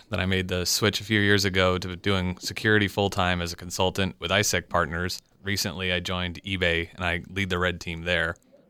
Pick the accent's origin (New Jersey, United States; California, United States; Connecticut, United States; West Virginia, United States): California, United States; Southern; now in San Francisco Bay Area, United States; So I grew up in Southern California.